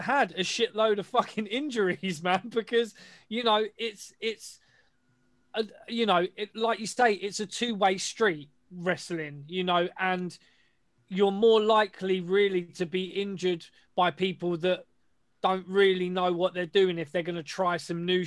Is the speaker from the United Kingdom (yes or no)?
yes; United Kingdom; we're British